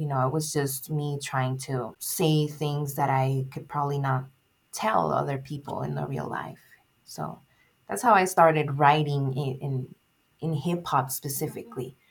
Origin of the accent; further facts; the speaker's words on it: Nogales, Arizona, United States; I was born and raised here in Nogales, Arizona, and I was living in Nogales, Sonora for the first part of my life